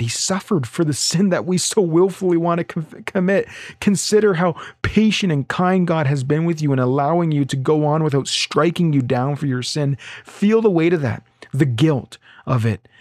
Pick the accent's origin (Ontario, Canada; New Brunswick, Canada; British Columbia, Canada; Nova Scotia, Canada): Ontario, Canada; now in Alberta, Canada; I'm from Ontario originally